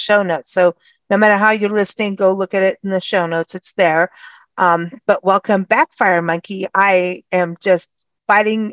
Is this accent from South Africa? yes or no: yes; South Africa; moved away; growing up in South Africa, a lot of my friends were Portuguese